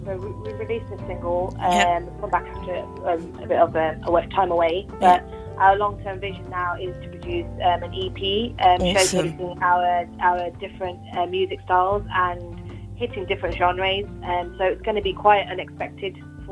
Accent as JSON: {"language": "English", "town": "Birmingham", "region": "West Midlands", "country": "United Kingdom", "tie": "born or raised there", "said": "I grew up in Birmingham. My parents had a small retail shop in Birmingham"}